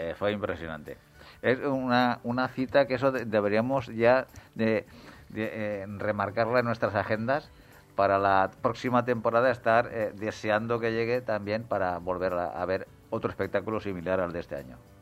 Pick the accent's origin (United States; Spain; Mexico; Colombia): Spain; como aficionado español al ciclismo